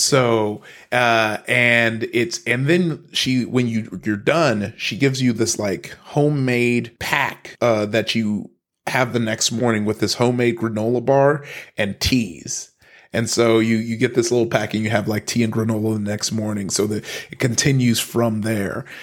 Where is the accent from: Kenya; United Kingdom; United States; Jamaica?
United States; Compton, California; also born or lived in Long Beach, California; I grew up in Compton, uh, went from Compton to, um, to, to Long Beach, Northside Long Beach.